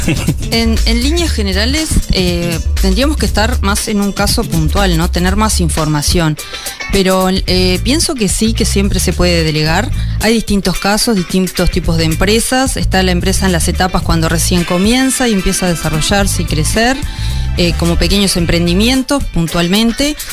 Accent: Rosario, Colonia, Uruguay; moved away as an adult; also born or lived in Montevideo; yo soy de Rosario, eh, estuve muchos años en Montevideo porque me fui a, estudiar.

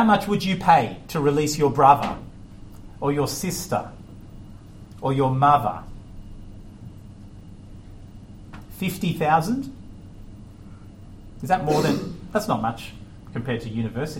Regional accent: Australia; moved away; I'm Australian

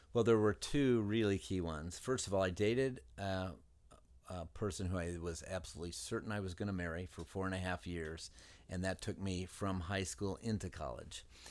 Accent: southern Indiana, United States; I grew up in Indiana. We lived in southern Indiana

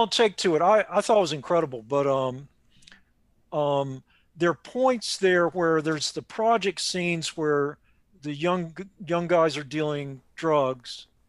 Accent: Raleigh, North Carolina, United States; moved away; My old friends back in Raleigh

